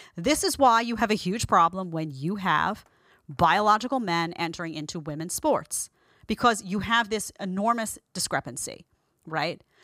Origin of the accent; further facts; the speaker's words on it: New York City, New York, United States; accent: Brooklyn; If you hear a Brooklyn accent, it's 'cause I'm from Brooklyn